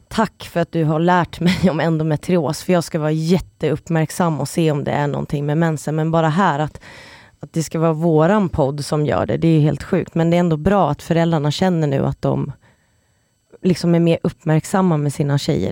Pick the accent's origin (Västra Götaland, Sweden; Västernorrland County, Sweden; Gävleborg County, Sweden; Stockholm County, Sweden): Stockholm County, Sweden; Stockholm; moved away; jag är från Stockholm och kan flytta hem